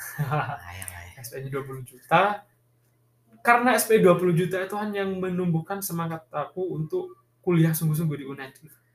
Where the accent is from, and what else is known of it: Bangkalan, East Java, Indonesia